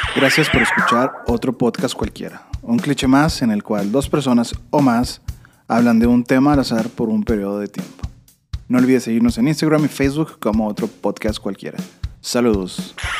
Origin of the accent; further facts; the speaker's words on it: Mexico; como mexicano